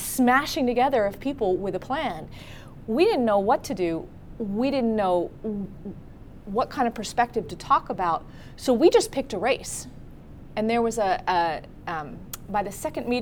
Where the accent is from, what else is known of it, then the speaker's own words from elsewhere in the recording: Berkeley, California, United States; I am from Berkeley